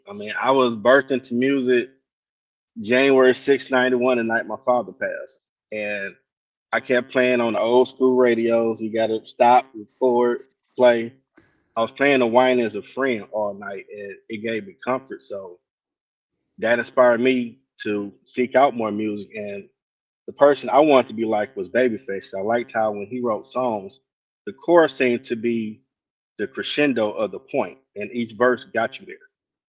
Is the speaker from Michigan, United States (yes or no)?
yes; Detroit, Michigan, United States; I'm from Detroit.